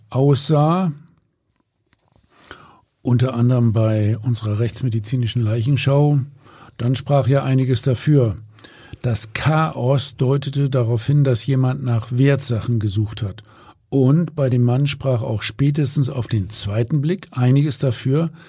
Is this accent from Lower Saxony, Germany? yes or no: no; Hamburg, Germany; So, und als Hamburger sage ich jetzt natürlich mal Moin.